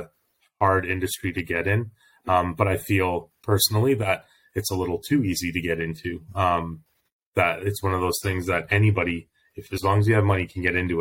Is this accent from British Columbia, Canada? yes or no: no; Calgary, Alberta, Canada; also born or lived in Toronto; So I've lived in Calgary since I was 9 years old. We moved from Toronto when I was little